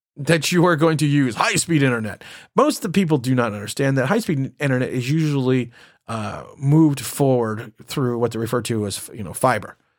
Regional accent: United States; I am technically a second generation American. I I was my my parents were born here, and I was born here

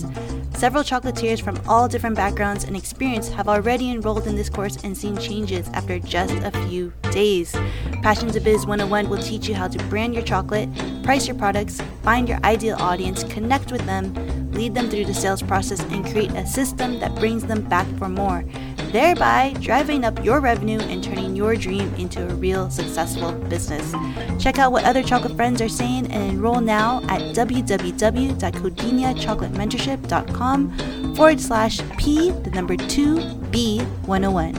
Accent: Los Angeles, California, United States; also born or lived in San Diego / New York / Las Vegas / Beverly Hills; Your girl was born and raised in the Valley

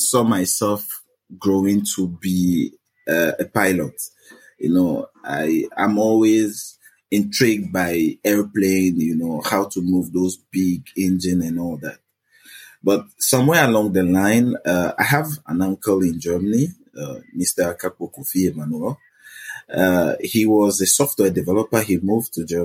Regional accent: Togo; moved away as an adult; now in Ghana; I was born in Togo, so raised in Togo. I went to school, education, everything in Togo before I moved to Ghana somewhere around 2010, 2011.

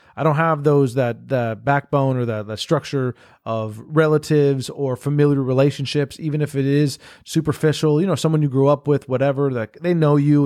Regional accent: Miami, Florida, United States; now in Los Angeles, United States; growing up in Miami and, like, that kind of lifestyle and that kind of reality, then coming here to, uh, you know, L

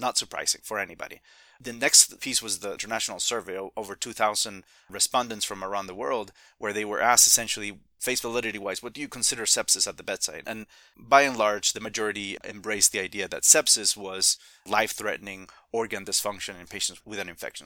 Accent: Spain; now in Midwest, United States; I'm originally from Spain

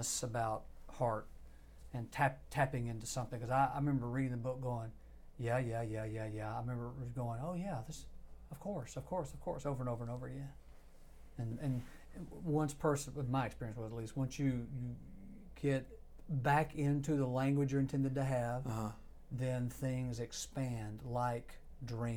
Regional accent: Cobb County, Georgia, United States; I grew up in Cobb County, Georgia.

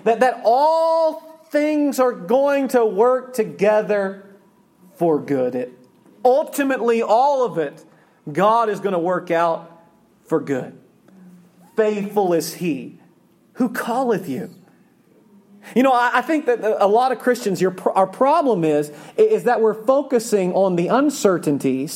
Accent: Oklahoma, United States; I grew up in Oklahoma. I grew up in a city

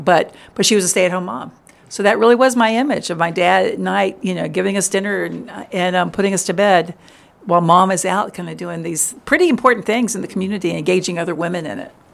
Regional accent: Richmond, Virginia, United States; now in Memphis, United States; I grew up in Richmond, which was a great place

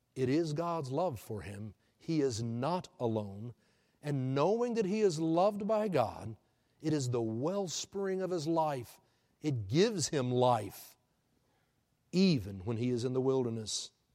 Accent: Houston, Texas, United States; now in Oklahoma City, United States; I'm born and raised in Houston

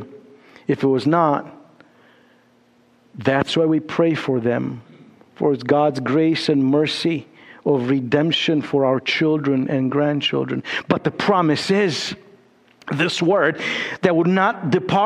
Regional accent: Romania; moved away; also born or lived in Chicago

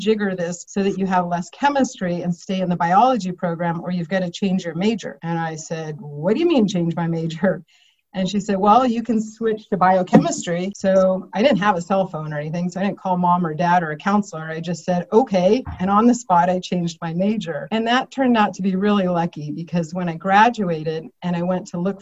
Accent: Bay Area, Morgan Hill, California, United States; also born or lived in East Coast; we came out to the Bay Area before I started grade school. My dad worked for IBM. I've been moved. So we came out here. And when I was about 11, we moved to Morgan Hill, just south of San Jose. And that was really a nice place to grow up.

